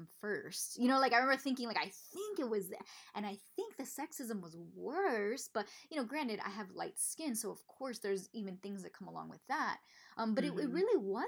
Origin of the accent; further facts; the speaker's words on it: Miami, Florida, United States; moved away; also born or lived in the South; I grew up in Miami, which is all Latino, all Cuban. And then I moved to the South, very white area.